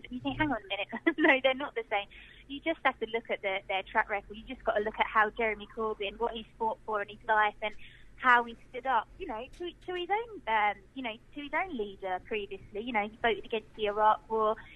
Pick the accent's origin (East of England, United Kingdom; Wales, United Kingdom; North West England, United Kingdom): East of England, United Kingdom; Harlow; So I grew up in Harlow. I went to the schools here. I'm still living here now